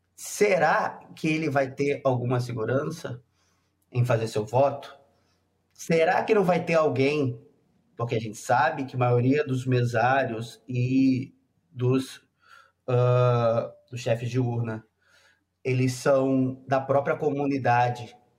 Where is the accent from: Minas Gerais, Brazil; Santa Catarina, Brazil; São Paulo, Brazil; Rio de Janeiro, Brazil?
Rio de Janeiro, Brazil; moved away as an adult; now in Rio Grande do Sul, Brazil; Eu sou do Rio, estudei no Rio e lá nós a gente é criado no ambiente eleitoral